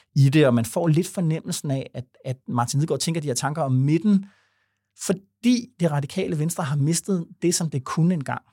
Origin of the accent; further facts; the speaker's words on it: Vordingborg, Zealand, Denmark; jeg er fra Vordingborg